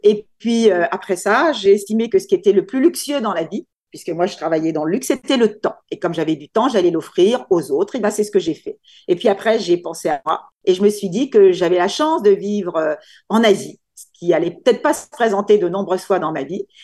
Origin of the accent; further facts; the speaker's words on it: France; moved away as an adult; now in Singapore; je suis française, parce que je suis née en France, j'ai grandi en France, j'ai été élevée en France